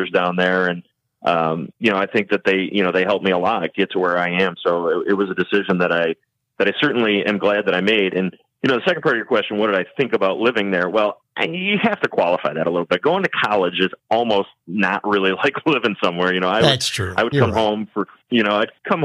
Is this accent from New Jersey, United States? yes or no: no; Lewiston, New York, United States; I grew up in Lewiston